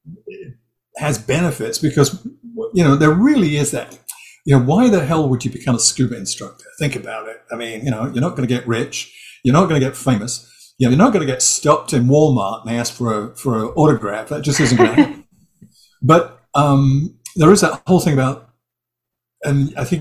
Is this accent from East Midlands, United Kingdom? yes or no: no; Hampshire Berkshire border, South East England, United Kingdom; also born or lived in East End of London; I was born in the East End of London. I grew up on the Hampshire Berkshire border